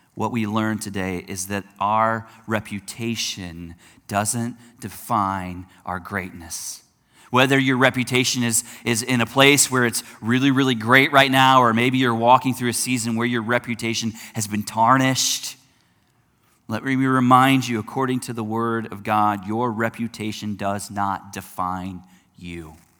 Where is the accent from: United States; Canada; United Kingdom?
United States; I'm an American